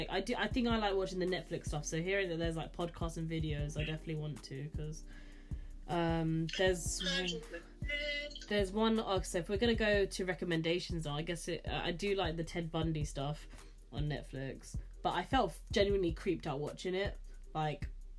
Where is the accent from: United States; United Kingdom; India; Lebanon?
United Kingdom; London; also born or lived in Croydon; where I grew up in South London, was quite a working class, rough place